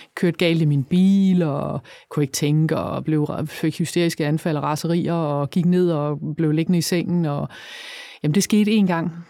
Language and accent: Danish; Funen, Southern Denmark, Denmark; jeg er fra Fyn